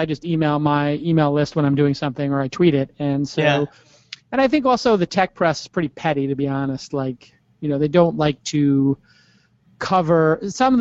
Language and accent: English; New York City, New York, United States; I grew up in Brooklyn, an area of Brooklyn called Bay Ridge, which is in the south area, southwest